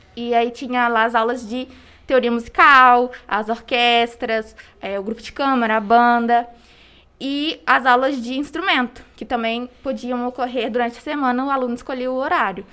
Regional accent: Congonhas, Minas Gerais, Brazil; eu sou daqui de Congonhas

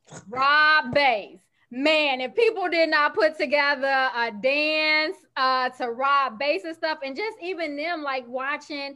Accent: Chicago, Illinois, United States; I'm from Chicago

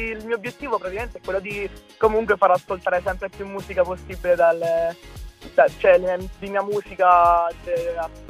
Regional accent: Pescara, Abruzzo, Italy; Io sono di Pescara, sì, nelle vicinanze, nella provincia.

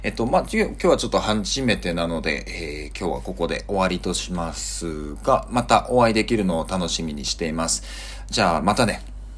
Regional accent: Kyushu, Japan; moved away as an adult; also born or lived in Tokyo / Singapore; now in Bangkok, Thailand; 日本のあの、まあ、九州で生まれて

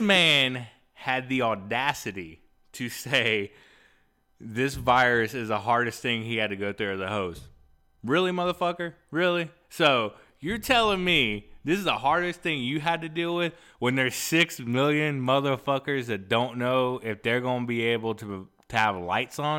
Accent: Texas, United States; I'm from Texas

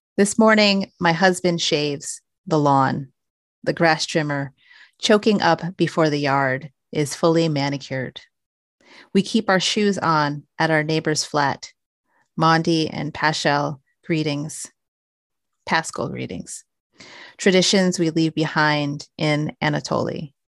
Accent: United States; I was born here in the States

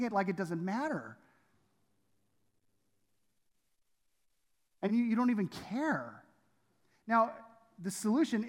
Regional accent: Southern California, United States; Domingo and I, we grew up in Southern California

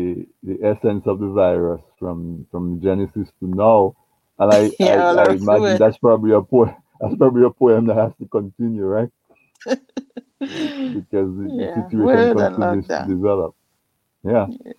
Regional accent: Dominica; I grew up in Casabras, right next to the Kalinago territory.

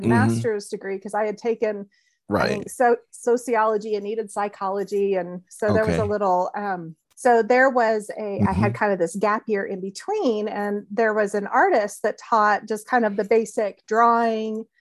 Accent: New Mexico, United States; And I grew up in New Mexico, and I grew up in the Nazarene church.

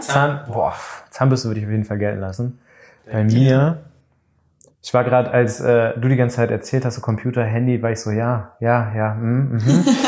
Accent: Bielefeld, North Rhine-Westphalia, Germany; now in Düsseldorf, Germany; ich komme eigentlich aus Bielefeld.

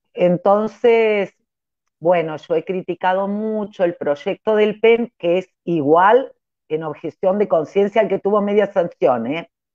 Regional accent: Córdoba, Argentina; now in Trelew, Argentina; yo soy cordobesa

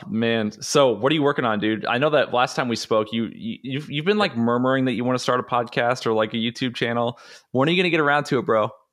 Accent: United States; growing up in the United States in public education

